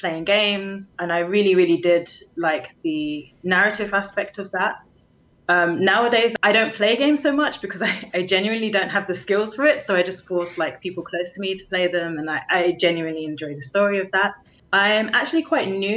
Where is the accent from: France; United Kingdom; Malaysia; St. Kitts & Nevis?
United Kingdom; London; moved away as an adult; now in Berlin, Germany; of Nigerian heritage, born and raised in London, UK, and have been based in Berlin for about 4 years now